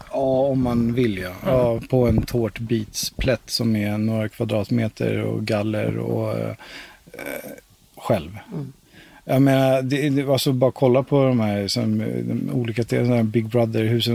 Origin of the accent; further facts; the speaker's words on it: Stockholm, Stockholm County, Sweden; moved away; also born or lived in Valdemarsvik; jag är uppväxt i Hässelby från grund och botten